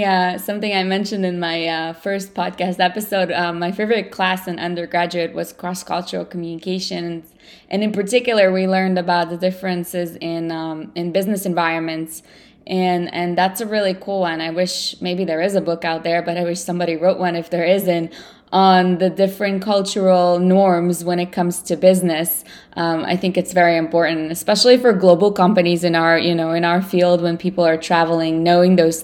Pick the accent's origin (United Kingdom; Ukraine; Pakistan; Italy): Ukraine; first language Russian; English is a second language; now in United States; And I was born in the Ukraine, but I'm a native Russian speaker.